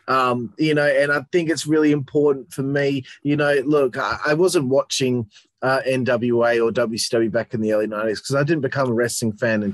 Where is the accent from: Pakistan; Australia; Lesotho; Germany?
Australia; I'm Australian